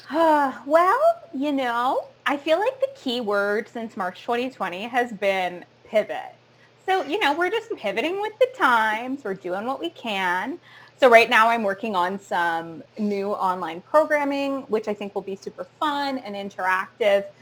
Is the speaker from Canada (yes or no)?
yes; Sarnia, Ontario, Canada; now in Toronto, Canada; I grew up in Sarnia